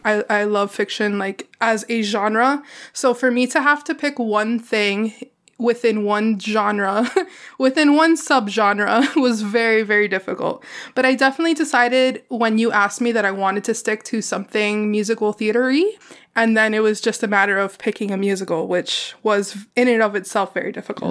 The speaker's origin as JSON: {"language": "English", "town": "Miami", "region": "Florida", "country": "United States", "tie": "born or raised there", "said": "I live in Miami, where it is predominantly a Hispanic American community."}